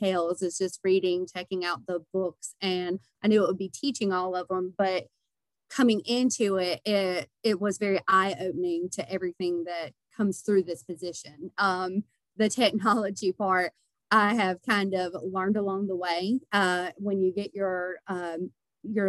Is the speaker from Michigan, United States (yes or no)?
no; Denton, North Carolina, United States; I moved back to my hometown, which is Denton